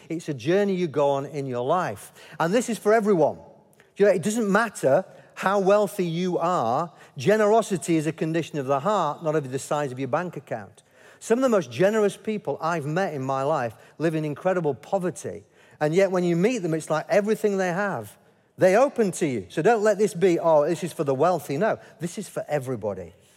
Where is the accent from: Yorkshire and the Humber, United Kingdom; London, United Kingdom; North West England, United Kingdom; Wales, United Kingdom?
Yorkshire and the Humber, United Kingdom; as a Yorkshireman.